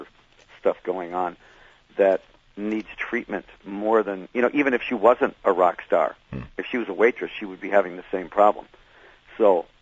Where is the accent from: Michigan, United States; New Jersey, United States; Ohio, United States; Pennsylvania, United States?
Michigan, United States; Detroit; I was from Detroit